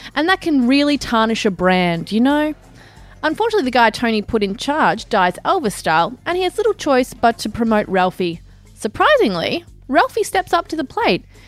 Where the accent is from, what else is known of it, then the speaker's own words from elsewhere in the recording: Australia; accent: Australian; my usual annoying Australian accent